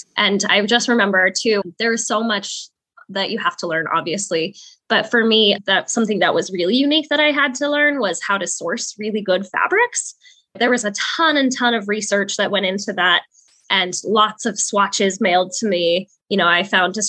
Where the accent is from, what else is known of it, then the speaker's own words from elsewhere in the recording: Salt Lake City, Utah, United States; I was born and raised in Salt Lake City, Utah